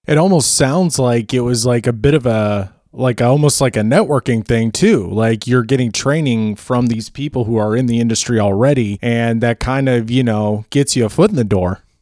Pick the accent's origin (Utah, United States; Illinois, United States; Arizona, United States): Illinois, United States; Naperville; moved away; also born or lived in Los Angeles; I'm originally from Naperville